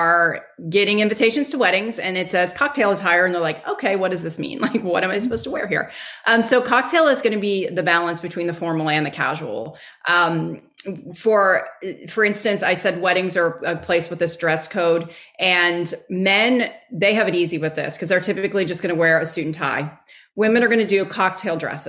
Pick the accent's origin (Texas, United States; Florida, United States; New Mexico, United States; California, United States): Texas, United States; I'm from Texas